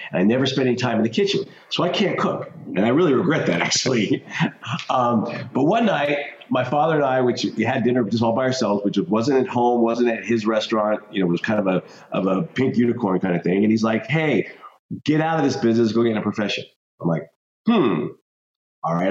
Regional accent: Denver, Colorado, United States; I grew up in Denver, Colorado.

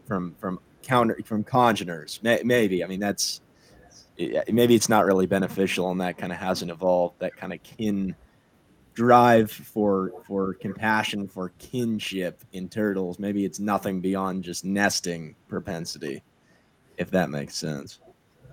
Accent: United States; we're all from the United States

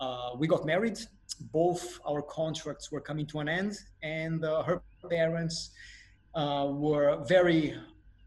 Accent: Brazil; first language Portuguese; English is a second language; moved away; As a Brazilian man, Portuguese is my native language

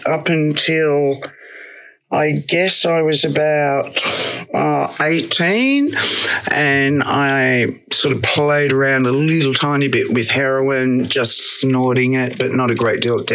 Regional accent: Sydney, New South Wales, Australia; moved away; I was born and raised in Sydney

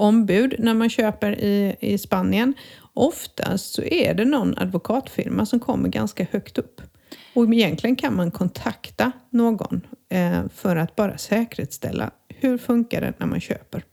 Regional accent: Sweden; moved away as an adult; now in Spain; som svensk

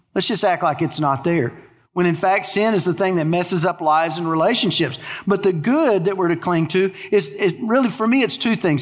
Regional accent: Texas, United States; moved away as an adult; now in Louisiana, United States; I grew up in Texas

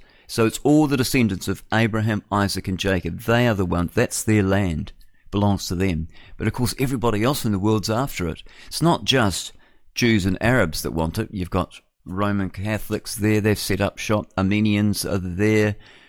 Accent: New Zealand; what does it matter where I'm from? You know, I'm a Kiwi, I'm New Zealander, like that.

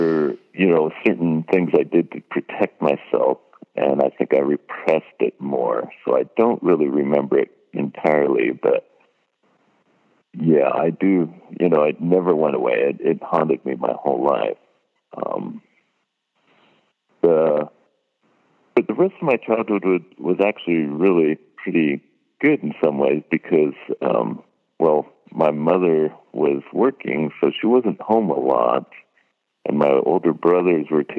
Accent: California, United States; I was born in California

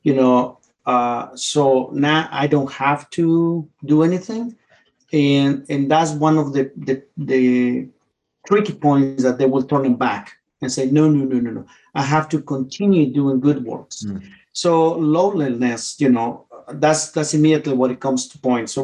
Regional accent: Mexico City, Mexico; moved away as an adult; now in Winchester, United States; I grew up in Mexico City.

